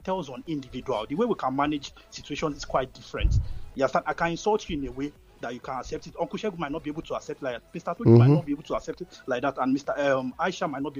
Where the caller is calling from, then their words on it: Leeds, Yorkshire and the Humber, United Kingdom; I'm calling from Leeds